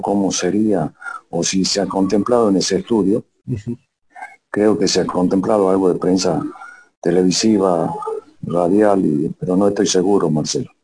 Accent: Bolivia; nosotros como ciudadanos bolivianos

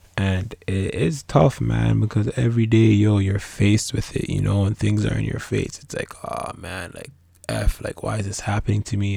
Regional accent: Canada; also born or lived in Ghana; my parents are from West Africa. It's very different the way that they were raised in regards to how they raised us here in Canada

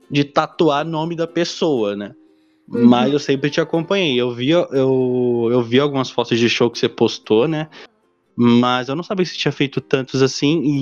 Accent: Diadema, São Paulo, Brazil; Sou de Diadema, São Paulo, salve quebrada.

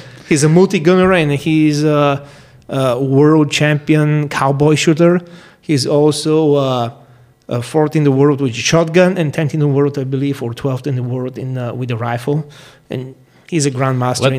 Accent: Bulgaria; now in St. George, United States; I'm originally from Bulgaria, but uh, currently I live in St. George, Utah, in United States

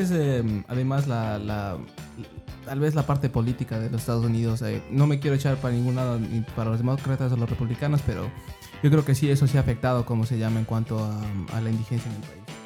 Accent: Ecuador; now in United States; yo crecí en Ecuador

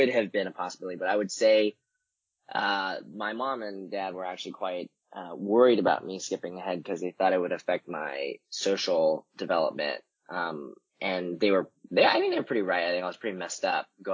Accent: Vancouver, British Columbia, Canada; moved away as an adult; now in San Francisco, United States; I was born and raised in Canada, in Vancouver. I moved down to San Francisco right after I'd graduated college.

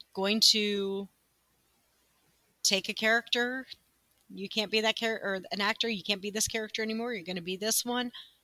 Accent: United States; This is where my ignorance as an American is going to shine through

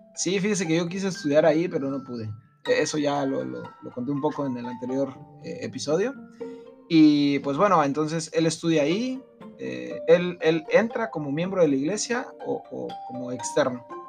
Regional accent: Mexico City, Mexico; moved away; yo también soy de allá de la Ciudad de México

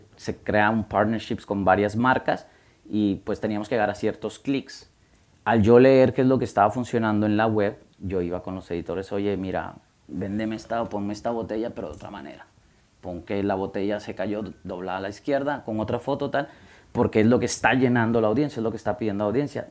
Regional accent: Guatemala; moved away as an adult; also born or lived in United States; soy de Guatemala, y fui a high school en, en, Guatemala

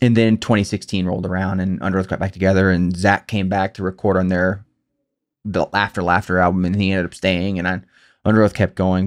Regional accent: Clearwater, Florida, United States; growing up in Clearwater, Florida, standing in the food stamp line

